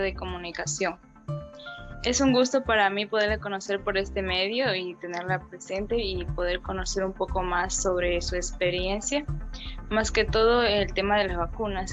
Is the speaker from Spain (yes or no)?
no; Ecuador; soy de la provincia de Loro